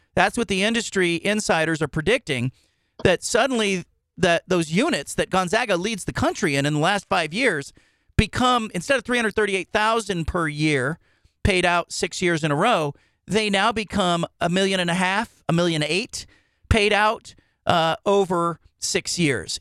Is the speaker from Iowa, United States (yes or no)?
no; Bay Area, California, United States; moved away; we grew up in the Bay Area